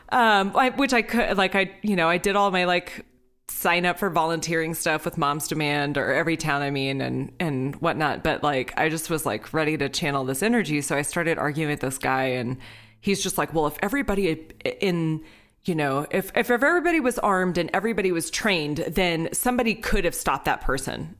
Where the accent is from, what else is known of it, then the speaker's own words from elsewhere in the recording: Texas, United States; I'm from Texas. I come from a family of hunters.